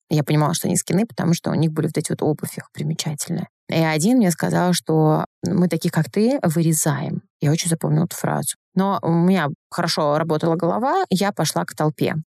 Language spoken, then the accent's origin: Russian; North Caucasus, Russia; Так как мне 35, я ребенок 90-х, я обладаю восточной внешностью, я с Северного Кавказа, и, конечно, в 90-х это был недостаток